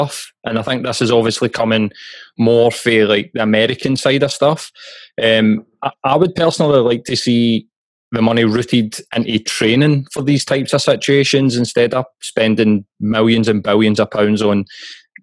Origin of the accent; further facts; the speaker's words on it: Glasgow, Scotland, United Kingdom; as a Glaswegian and a proud Glaswegian